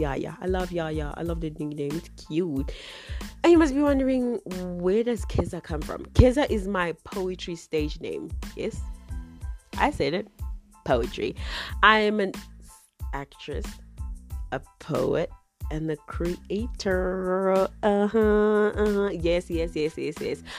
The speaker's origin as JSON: {"language": "English", "country": "South Africa", "also_born_or_lived": "Zimbabwe", "said": "I'm South African. Yay, I'm South African."}